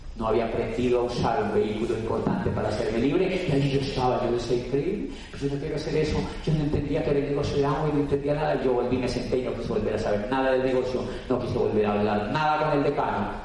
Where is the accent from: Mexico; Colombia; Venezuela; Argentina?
Colombia; also born or lived in Barcelona, Spain; yo soy de Colombia